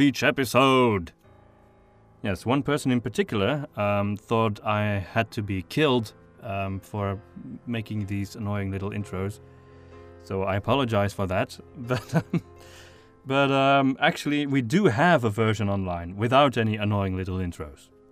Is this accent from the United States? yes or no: no; Flanders, Belgium; first language Flemish; English is a second language; My wife and I are from the northern part of Belgium